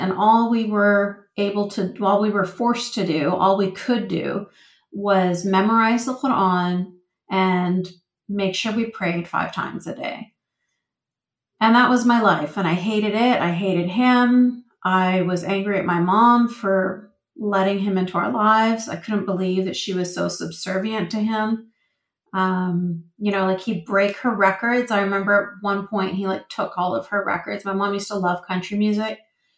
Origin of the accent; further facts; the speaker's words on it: Vancouver, British Columbia, Canada; I was born and raised in Vancouver, Canada